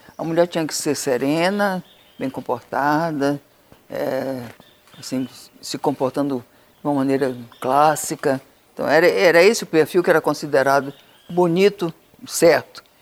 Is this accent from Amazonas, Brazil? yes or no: yes; Amazonas, Brazil; Amazonas, que era minha terra. Era minha terra de origem